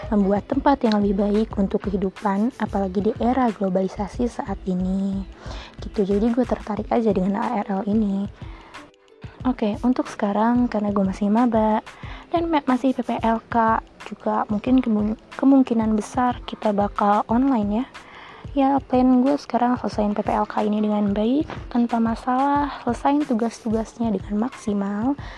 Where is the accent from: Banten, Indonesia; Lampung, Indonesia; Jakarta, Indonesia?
Lampung, Indonesia; Lahir di Lampung, tinggal di Lampung, tiba-tiba sekarang gue udah jadi maba.